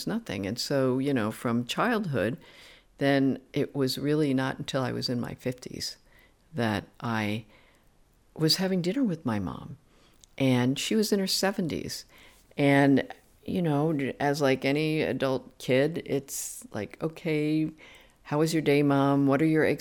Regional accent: New Jersey, United States; growing up in New Jersey at that time and being so alien

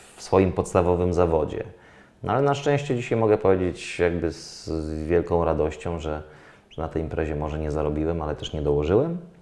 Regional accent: Dębica, Subcarpathian Voivodeship, Poland; jestem z Dębicy, miasta, gdzie było Mistrzostwo polskie w zapasach

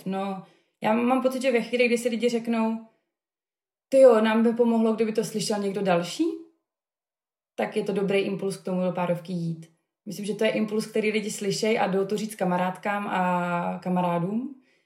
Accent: Havířov, Moravian-Silesian Region, Czechia; moved away as an adult; also born or lived in Prague; já jsem studovala psychologii v Praze, eh, kam jsem se odstěhovala z Havířova, odkud jsem původně

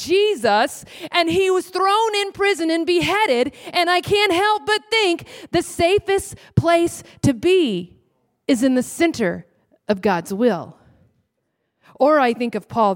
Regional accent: Texas, United States; I'm from Texas

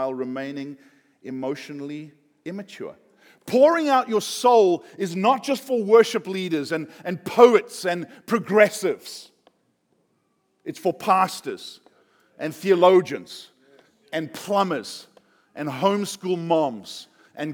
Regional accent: South Africa; I'm South African

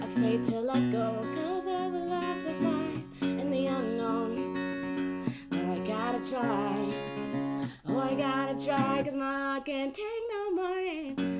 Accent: Maryland, United States; I'm from Maryland

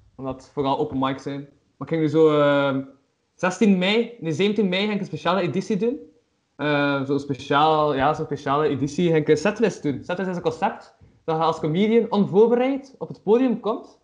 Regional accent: Flanders, Belgium; Als Vlaming

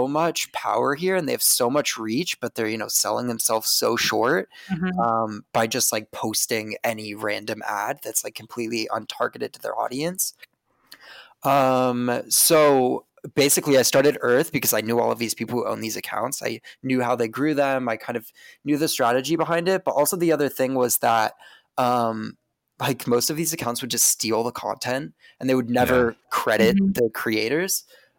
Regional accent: Seattle, Washington, United States; also born or lived in Spokane; I grew up in Washington State, lived in Seattle growing up, and then moved to Spokane, Washington for high school.

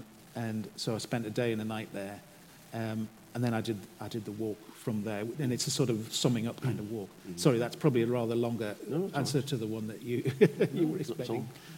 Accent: Newcastle upon Tyne, North East England, United Kingdom; I live in Newcastle, and I was brought up in Newcastle

